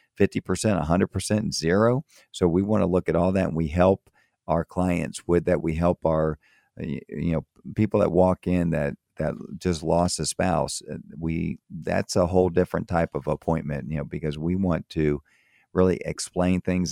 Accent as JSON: {"language": "English", "region": "Florida", "country": "United States", "tie": "born or raised there", "also_born_or_lived": "Tampa, Florida / Miami, Florida / Maryland", "moved": "as an adult", "said": "I grew up in Florida, grew up in, um, in Tampa, and I grew up also in Miami"}